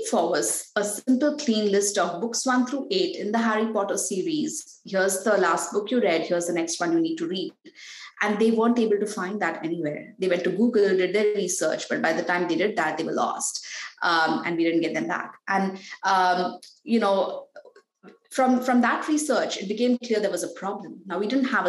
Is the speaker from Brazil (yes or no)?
no; Mumbai, Maharashtra, India; now in Palo Alto, United States; I was born and raised in Mumbai